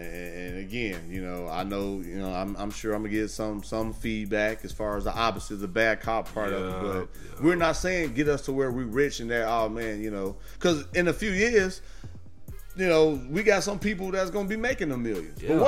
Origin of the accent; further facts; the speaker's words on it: Gary, Indiana, United States; moved away; I'm born and raised in Gary. You know, hooped in Chicago, man.